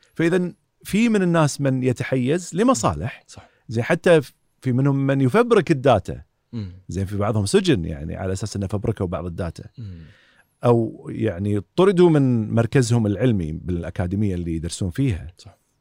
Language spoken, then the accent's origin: Arabic; Kuwait; also born or lived in Southampton, United Kingdom; عندنا في الكويت